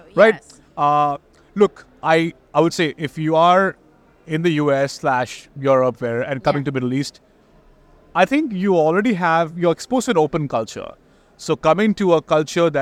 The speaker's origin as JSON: {"language": "English", "country": "India", "tie": "born or raised there", "moved": "as an adult", "lives_now": "San Francisco, United States", "said": "I come from India, born and raised there, and now, of course, long time in the US"}